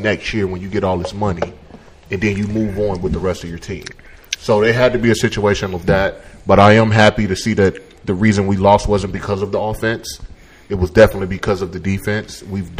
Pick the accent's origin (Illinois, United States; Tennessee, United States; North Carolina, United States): Illinois, United States; born or raised there